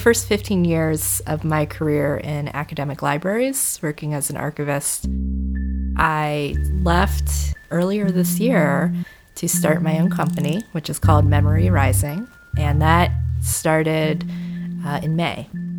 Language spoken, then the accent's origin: English; Cincinnati, Ohio, United States; I grew up in Cincinnati and have been back there for 10 years, and it's where I call home, so I'm very interested in the history of my home.